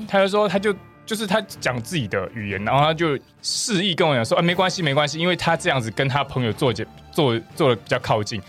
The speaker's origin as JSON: {"language": "Chinese", "country": "Taiwan", "accent": "Taiwanese", "said": "他是从口音判断我们是台湾人"}